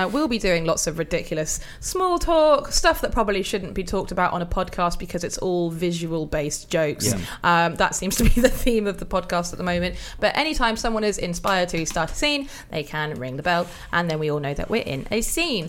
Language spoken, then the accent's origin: English; Wales, United Kingdom; accent: Welsh; Oh, I'm a Welsh person